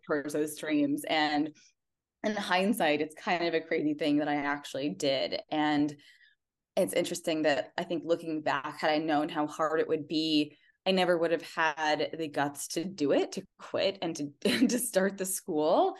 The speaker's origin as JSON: {"language": "English", "region": "Indiana", "country": "United States", "tie": "born or raised there", "said": "I grew up in Indiana"}